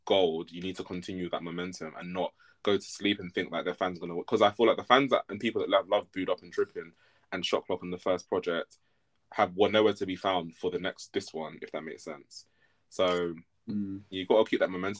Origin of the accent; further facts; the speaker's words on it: United Kingdom; we're British as well